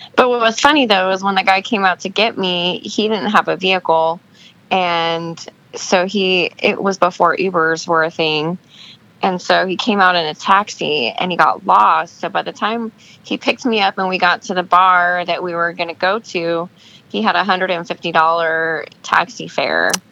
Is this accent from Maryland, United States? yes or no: no; Alaska, United States; moved away; I grew up in Alaska. My dad was in the military and he was stationed there for a couple of years. And when he got out of the military, he decided that's where he wanted to retire